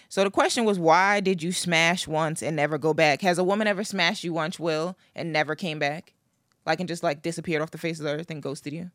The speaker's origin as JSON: {"language": "English", "area": "Long Island", "region": "New York", "country": "United States", "said": "I'm from Long Island."}